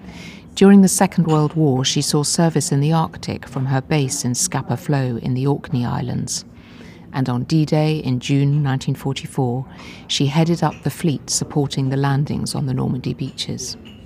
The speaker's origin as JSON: {"language": "English", "country": "Hong Kong", "tie": "born or raised there", "said": "I love travelling. I was born in Hong Kong, where I spent part of my childhood, and haven't stopped travelling since."}